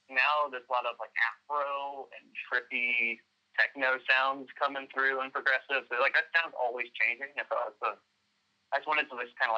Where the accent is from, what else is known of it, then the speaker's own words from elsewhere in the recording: Dallas, Texas, United States; also born or lived in Arlington, Texas; I've been grew up in uh, Dallas, for Arlington really, but you know, did the actual growing in Dallas